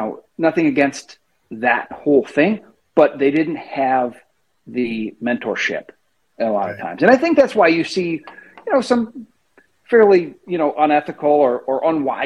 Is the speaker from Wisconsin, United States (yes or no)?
yes; central Wisconsin, United States; also born or lived in northern Illinois; now in Illinois, United States; I grew up in Wisconsin. I grew up in central Wisconsin